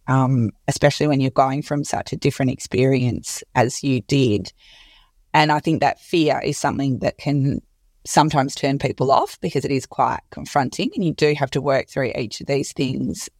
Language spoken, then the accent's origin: English; Perth, Western Australia, Australia; moved away; also born or lived in Sydney; I'm from Perth and I moved to Surrey Hills initially and then went to Bondi as well